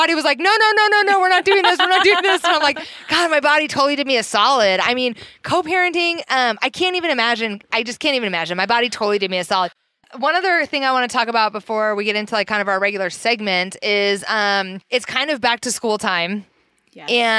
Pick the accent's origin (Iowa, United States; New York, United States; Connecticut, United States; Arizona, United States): Iowa, United States; now in Portland, United States; growing up in Iowa